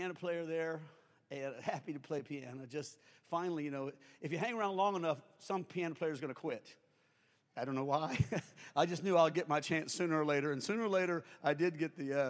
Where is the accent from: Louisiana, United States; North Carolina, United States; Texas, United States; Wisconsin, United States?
Louisiana, United States; Springfield; I'm from Springfield, Louisiana